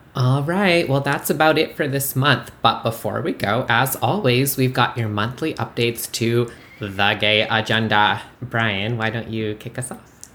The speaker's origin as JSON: {"language": "English", "country": "Canada", "moved": "yes", "lives_now": "United States", "said": "I'm famously from Canada. I'm an immigrant, and I voted for the first time in this midterm"}